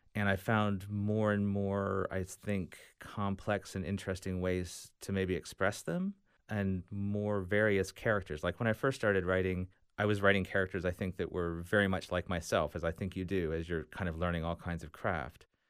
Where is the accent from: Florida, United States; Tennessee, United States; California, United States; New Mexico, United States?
Florida, United States; Tallahassee; Tallahassee, my home, my hometown here